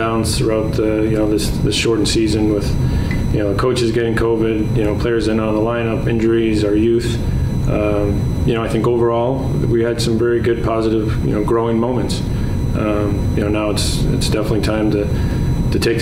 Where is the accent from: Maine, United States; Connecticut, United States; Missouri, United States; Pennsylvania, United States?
Connecticut, United States; I grew up in Connecticut